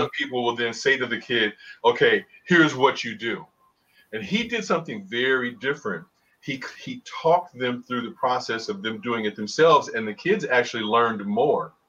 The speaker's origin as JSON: {"language": "English", "town": "Chicago", "region": "Illinois", "country": "United States", "tie": "born or raised there", "moved": "yes", "said": "the guys I grew up with on the South Side of Chicago"}